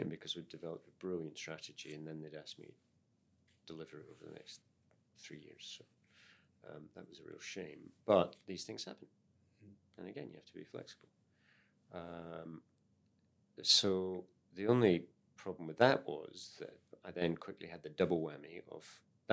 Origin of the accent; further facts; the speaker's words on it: Scotland, United Kingdom; also born or lived in Wellington, New Zealand; now in New Zealand; as a Scotsman